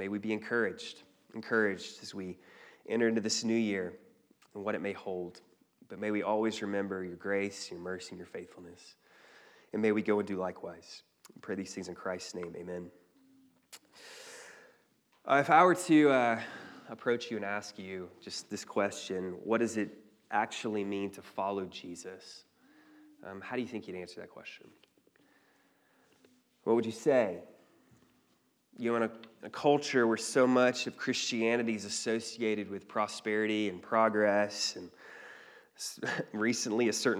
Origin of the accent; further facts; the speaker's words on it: Cleveland, Georgia, United States; I don't know if you're familiar with the North Georgia terrain, but But growing up in Cleveland, there wasn't really much